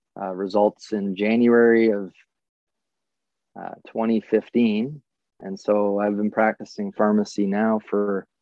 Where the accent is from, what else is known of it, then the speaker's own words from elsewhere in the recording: Wyoming, United States; I really look back on my time growing up in Wyoming